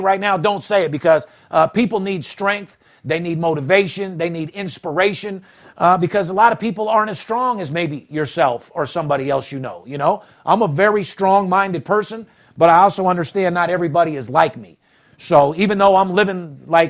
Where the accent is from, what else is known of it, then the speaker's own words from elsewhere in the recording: North Las Vegas, Nevada, United States; Kid from the streets, born and raised in North Las Vegas, was born with nothing and turned nothing into something